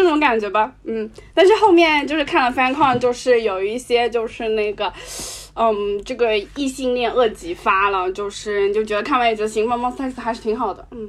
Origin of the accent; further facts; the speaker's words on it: China; 我们中国人自己的魔力麦克